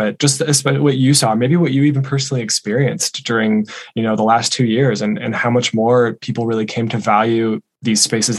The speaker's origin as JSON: {"language": "English", "town": "New York City", "region": "New York", "country": "United States", "said": "I mean, it just really impacted me as a New Yorker when I was there."}